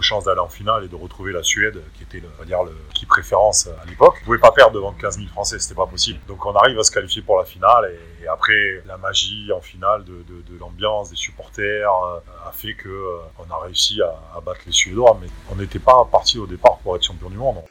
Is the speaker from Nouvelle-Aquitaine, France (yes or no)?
yes; Bordeaux, Nouvelle-Aquitaine, France; also born or lived in Cenon; j'ai commencé dans un, petit club de la banlieue euh, bordelaise